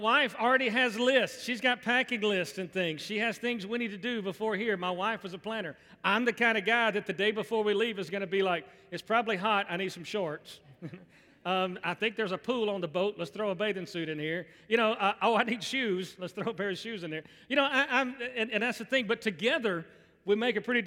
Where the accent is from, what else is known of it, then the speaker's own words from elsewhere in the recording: Birmingham, Alabama, United States; I grew up in Birmingham, grew up in the South